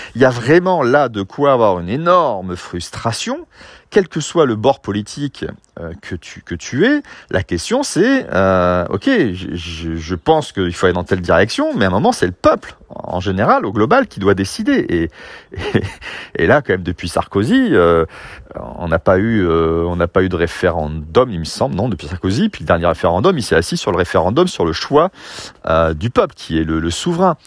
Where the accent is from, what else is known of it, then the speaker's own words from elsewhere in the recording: Fos-sur-Mer, Provence-Alpes-Côte d'Azur, France; j'ai grandi à Fos-sur-Mer dans une cité industrielle